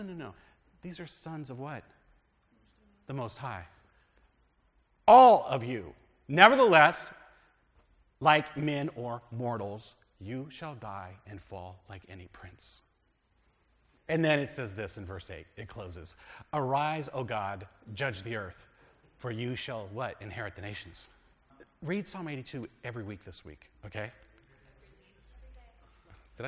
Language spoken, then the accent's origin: English; United States; We're American Christians. We are very much American Christians